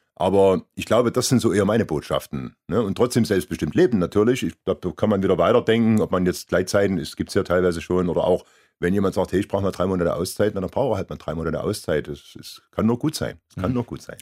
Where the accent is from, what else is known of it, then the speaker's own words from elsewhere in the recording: Germany; moved away; von meinem Heimatort 20 Kilometer entfernt